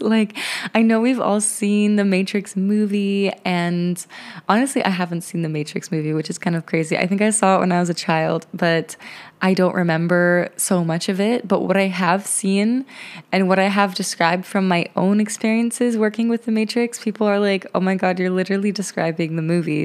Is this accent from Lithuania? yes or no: yes; Lithuania; moved away; Lithuania to visit my home country, visit my roots, and reconnect with my ancestry there